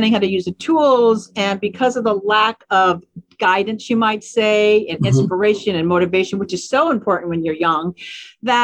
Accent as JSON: {"language": "English", "town": "Seattle", "region": "Washington", "country": "United States", "tie": "born or raised there", "said": "I grew up in Seattle, actually. So this is my native hometown"}